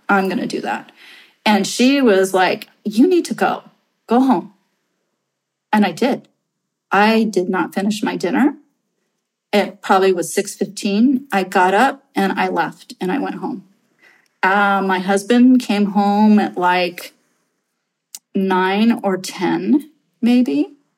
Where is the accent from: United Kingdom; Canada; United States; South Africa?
United States; Santa Rosa, California; I am some nobody from Main Street, Santa Rosa